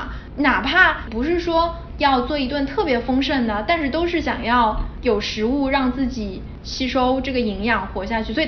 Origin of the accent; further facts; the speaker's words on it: Shanghai, China; now in New York, United States; 作为一个上海人，吃了个泡饭配了条咸鱼。在纽约的布鲁克林有一个工厂，专门做烟熏鱼的工厂。